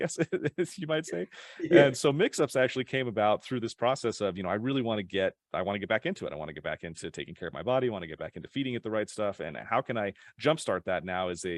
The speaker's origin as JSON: {"language": "English", "town": "Draper", "region": "Utah", "country": "United States", "tie": "born or raised there", "also_born_or_lived": "Sandy, Utah", "said": "I grew up in Utah, in a little town called Draper"}